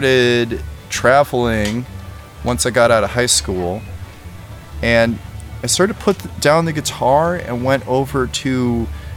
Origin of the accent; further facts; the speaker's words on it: Northwest Indiana, United States; moved away as an adult; also born or lived in Richmond, Virginia / New Orleans; I grew up in Northwest Indiana, about an hour from Chicago.